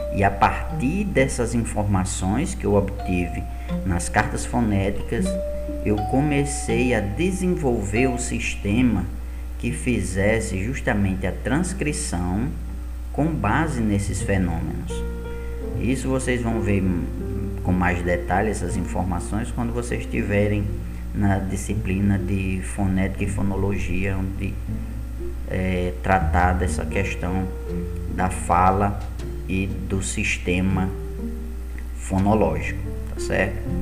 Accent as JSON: {"language": "Portuguese", "country": "Brazil", "said": "enquanto brasileiros"}